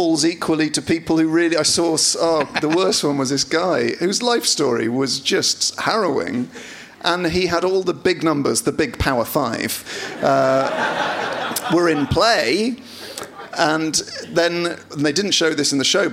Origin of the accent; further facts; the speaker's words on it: Bristol, South West England, United Kingdom; I was born in Southmead Hospital